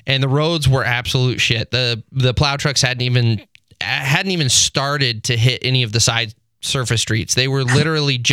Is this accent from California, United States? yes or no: no; Texas, United States; moved away as an adult; now in Michigan, United States; I moved up here from Texas. As most people know, I'm originally from Texas.